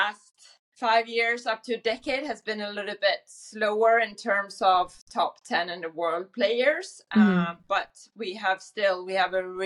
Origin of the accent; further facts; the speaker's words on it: Sweden; moved away as an adult; also born or lived in Oregon, United States; I grew up in Sweden with a father who was